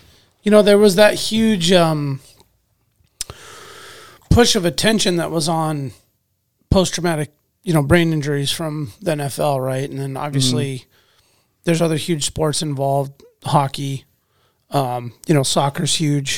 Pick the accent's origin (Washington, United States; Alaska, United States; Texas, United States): Alaska, United States; Anchorage; also born or lived in Wasilla, Alaska; when I moved from Wasilla to Anchorage